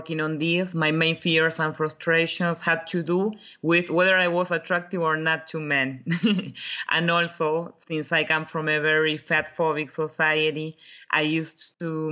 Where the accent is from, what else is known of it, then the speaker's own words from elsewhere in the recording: Buenos Aires, Argentina; moved away as an adult; now in Europe; I grew up in Buenos Aires, Argentina, but I moved to Europe when I was 28.